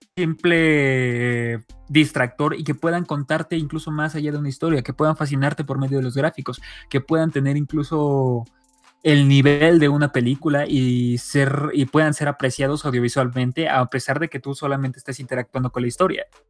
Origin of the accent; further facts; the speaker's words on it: Mexico; soy mexicano